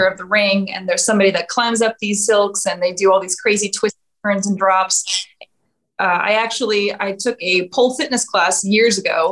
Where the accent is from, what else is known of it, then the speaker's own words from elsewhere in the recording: Texarkana, United States; I'm a Polish American gal. I was raised in Texarkana